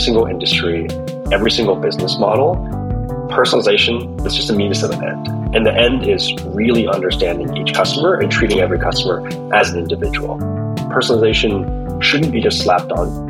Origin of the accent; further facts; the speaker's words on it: Southern California, United States; We grew up in Southern California playing soccer together